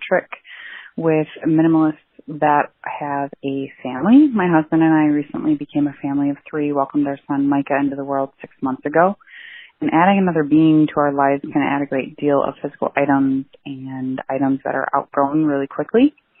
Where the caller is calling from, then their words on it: Sheboygan, Wisconsin, United States; I'm calling from Sheboygan, Wisconsin.